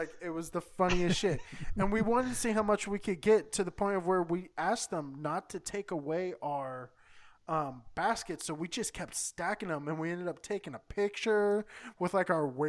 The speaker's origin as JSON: {"language": "English", "region": "California", "country": "United States", "also_born_or_lived": "Texas", "said": "I know this is blasphemy because I live in San Diego. I'm even from California, but I spent a good chunk of my life in Texas."}